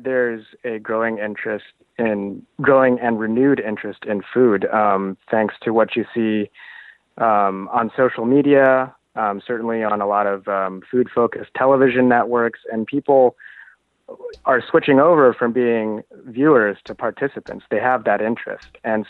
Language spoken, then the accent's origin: English; California, United States; First of all, I should say I grew up in Southern California, which, as you know, is a complete barbecue mecca.